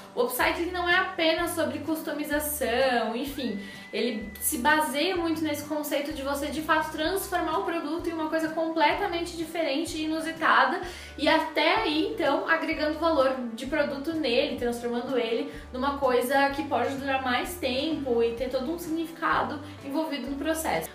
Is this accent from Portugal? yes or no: no; Rio Grande do Sul, Brazil; moved away; da minha terrinha do coração